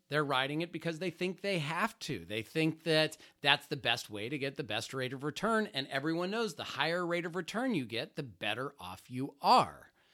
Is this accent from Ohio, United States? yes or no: yes; Youngstown, Ohio, United States; now in Florida, United States; I was born in Youngstown, Ohio right between Cleveland and Pittsburgh